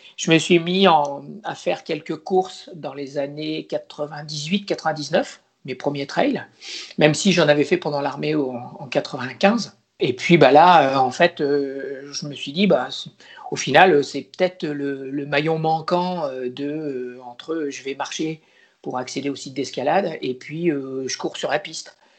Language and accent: French; Poitiers, Nouvelle-Aquitaine, France; moved away as an adult; also born or lived in La Rochelle / Caen; Je viens d'une région plutôt plate, euh, qui est la région de Poitiers, le Poitou